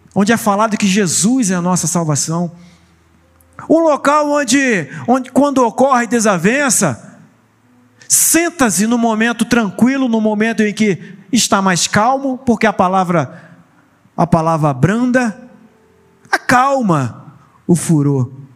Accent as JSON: {"language": "Portuguese", "town": "Vila Velha", "region": "Espírito Santo", "country": "Brazil", "moved": "yes", "lives_now": "Cabo Frio, Brazil", "said": "eu não sou de Cabo Frio, eu não sou do Rio de Janeiro, eu sou lá da bela Vila Velha, Espírito Santo"}